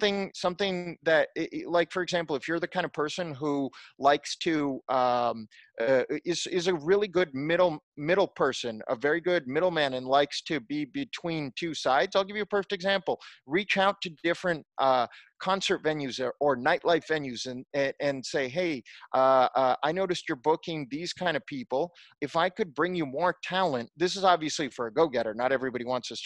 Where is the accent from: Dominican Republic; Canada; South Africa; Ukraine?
Ukraine; moved away; also born or lived in Silicon Valley / Los Angeles; I was born in Ukraine and, you know, speak English and Russian